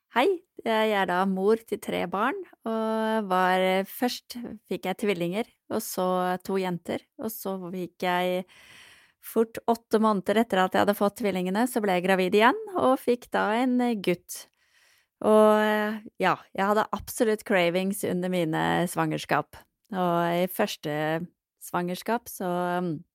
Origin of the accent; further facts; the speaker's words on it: Norway; moved away as an adult; also born or lived in London; jeg vokste opp i Norge